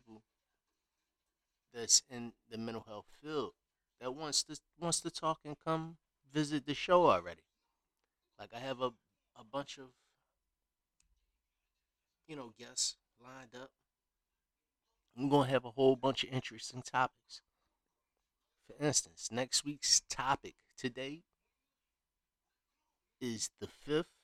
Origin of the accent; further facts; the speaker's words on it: Philadelphia, Pennsylvania, United States; also born or lived in Compton, California / Chicago / Los Angeles / Las Vegas; I grew up mainly based in North Philadelphia